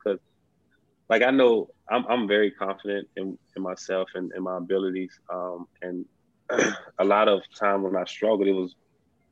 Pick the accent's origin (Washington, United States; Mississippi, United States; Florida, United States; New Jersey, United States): Mississippi, United States; South; I'm from South Mississippi